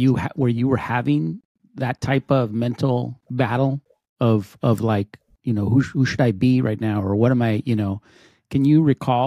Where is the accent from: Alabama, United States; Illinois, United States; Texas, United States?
Texas, United States; El Paso; I grew up in El Paso